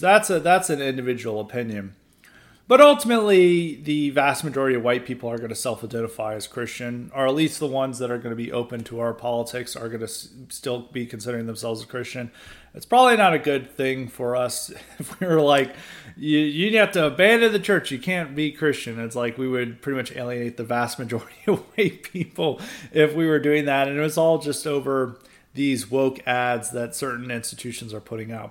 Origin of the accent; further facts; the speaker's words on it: Nashville, Tennessee, United States; I grew up in Nashville